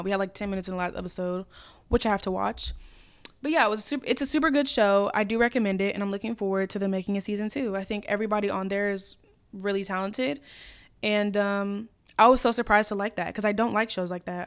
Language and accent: English; Chicago, Illinois, United States; also born or lived in Brookfield, Illinois; I was born in Chicago. I lived in Brookfield, which is, like, west of the city